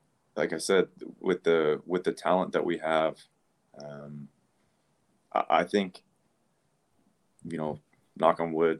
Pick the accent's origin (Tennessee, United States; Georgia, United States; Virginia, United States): Georgia, United States; Atlanta; growing up in Atlanta